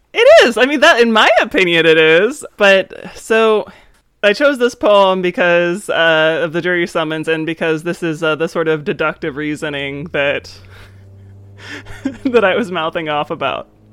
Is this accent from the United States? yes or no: yes; East Coast, United States; moved away; I grew up on the East Coast